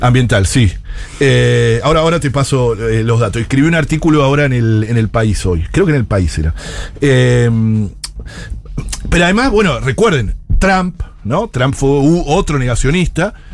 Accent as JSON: {"language": "Spanish", "country": "Argentina"}